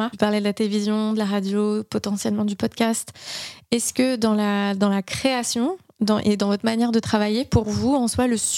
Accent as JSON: {"language": "French", "country": "France", "said": "Mais alors attends, je suis française, je fais de la musique pour un jeu vidéo"}